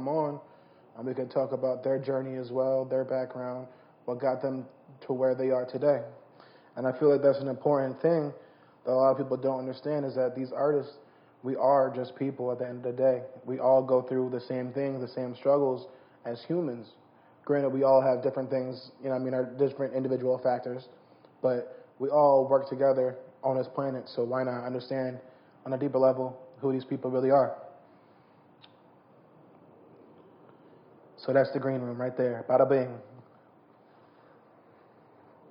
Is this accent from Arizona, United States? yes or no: no; New Jersey, United States; I'm from South Jersey